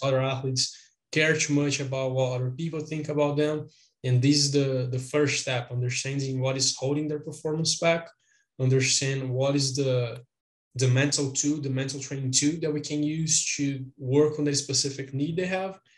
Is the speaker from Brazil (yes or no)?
yes; Brazil; I am from Brazil.